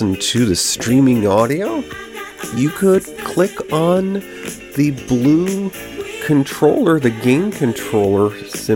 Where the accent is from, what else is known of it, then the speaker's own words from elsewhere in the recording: New York, United States; moved away as an adult; during my growing up in New York, I did not get to the big city, the Big Apple, until my 20s, when I was soon to be leaving the state for a decade at least